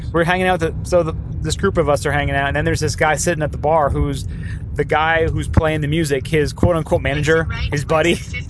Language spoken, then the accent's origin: English; New Jersey, United States; oh, we're from New Jersey.